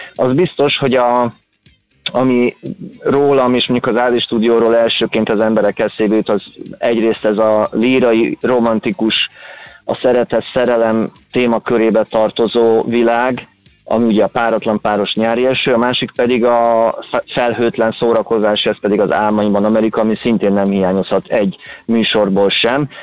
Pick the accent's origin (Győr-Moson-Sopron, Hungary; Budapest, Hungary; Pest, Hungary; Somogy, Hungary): Somogy, Hungary; Kaposvár; én Kaposvári vagyok